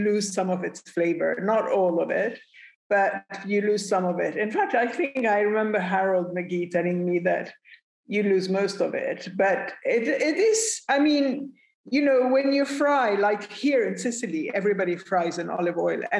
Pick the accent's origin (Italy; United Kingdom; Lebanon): Lebanon; I come from Lebanon.